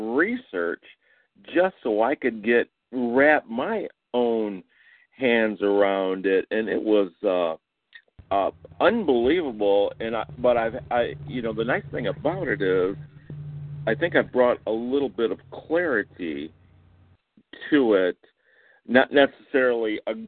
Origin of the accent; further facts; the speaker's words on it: Michigan, United States; now in Houston, United States; just like you, I'm in Houston, but I'm originally from Michigan